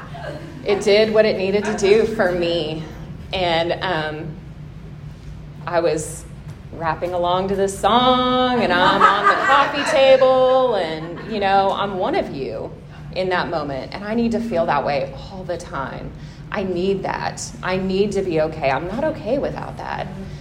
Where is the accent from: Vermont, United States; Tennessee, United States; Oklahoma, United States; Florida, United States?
Oklahoma, United States; Tulsa; I'm from Tulsa. I had a pretty normal upbringing